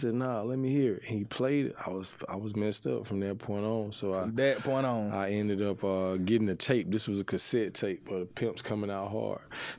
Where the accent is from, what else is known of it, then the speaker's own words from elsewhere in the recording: Macon, Georgia, United States; Yeah, I'm 40. You know what I mean? So, you know, I'm from Macon, Georgia